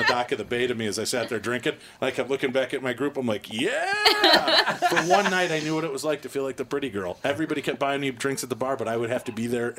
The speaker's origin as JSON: {"language": "English", "town": "Chicago", "region": "Illinois", "country": "United States", "said": "Well, I'm from Chicago. When I say goodbye, I'm out the door."}